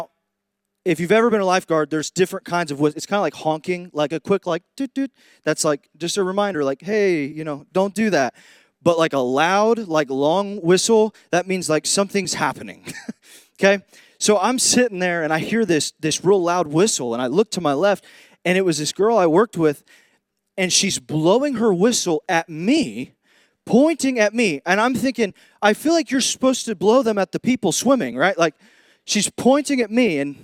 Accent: Indiana, United States; moved away; when I came down here from Indiana, from the Midwest, I kind of noticed that there's this thing called the redneck spectrum.

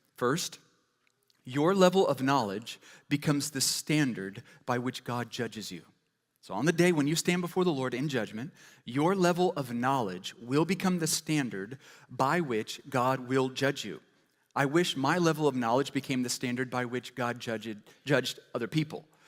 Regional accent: Ames, Iowa, United States; first language English; I was born in Ames, Iowa

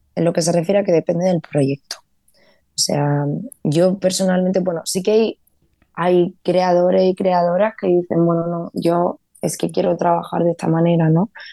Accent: Vega de Granada, Andalusia, Spain; now in Los Angeles, United States; yo crecí en uno de esos pueblos de la Vega de Granada, soy de pueblo

